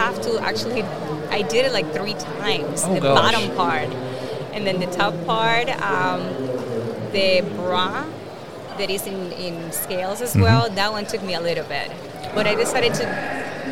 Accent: Puerto Rico; moved away as an adult; now in Florida, United States; Originally from Puerto Rico.

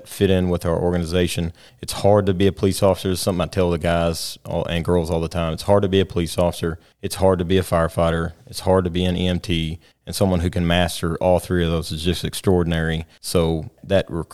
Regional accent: Rockwall, Texas, United States; I grew up here in Rockwall.

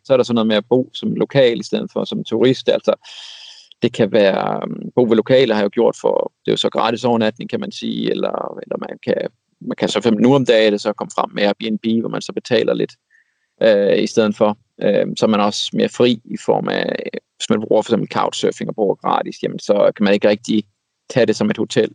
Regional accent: Denmark; som dansker

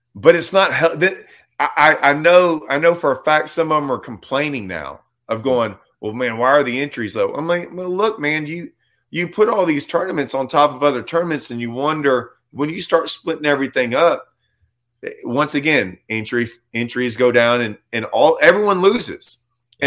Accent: Lake Livingston, Texas, United States; also born or lived in Houston, Texas / Nacogdoches, Texas; I grew up on Livingston

